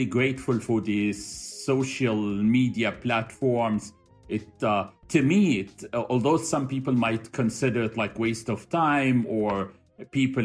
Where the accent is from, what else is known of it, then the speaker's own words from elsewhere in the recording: Cairo, Cairo Governorate, Egypt; moved away as an adult; also born or lived in Bahrain / United States; now in Doha, Qatar; I am from Cairo, Egypt. I was raised there